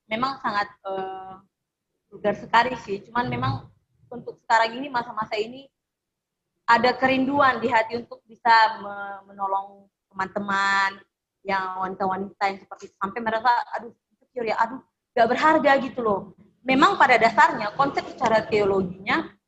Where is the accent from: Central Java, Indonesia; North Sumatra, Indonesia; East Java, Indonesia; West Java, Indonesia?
North Sumatra, Indonesia; now in Jember, Indonesia; Dan saya ini asalnya dari Sukunya, Sumatera Utara